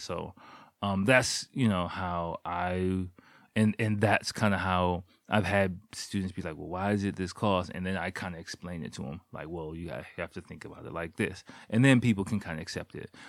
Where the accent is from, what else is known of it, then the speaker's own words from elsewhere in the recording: Washington, District of Columbia, United States; moved away as an adult; now in Japan; my days as a public school kid in America, in Washington, D C, in the, like, eighties and nineties